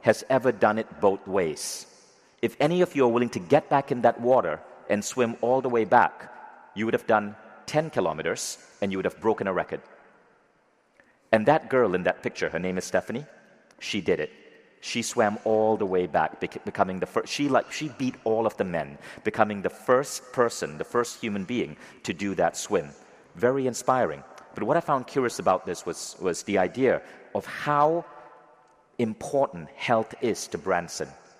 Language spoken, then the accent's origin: English; Malaysia; I grew up in Malaysia